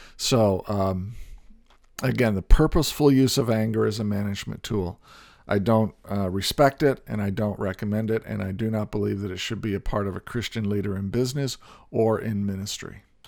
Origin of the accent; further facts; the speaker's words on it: Indiana, United States; I grew up in Indiana and played basketball